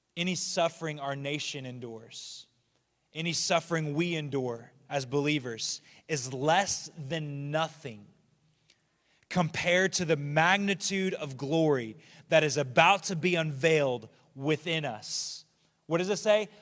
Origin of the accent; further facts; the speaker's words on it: United States; as an American